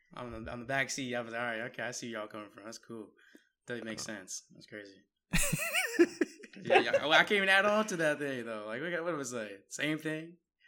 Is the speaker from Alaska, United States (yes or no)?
no; the Bay Area, California, United States; now in Seattle, United States; I'm from the Bay.